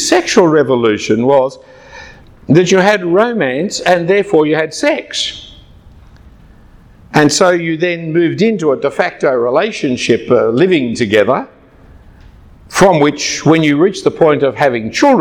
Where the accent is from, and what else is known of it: Australia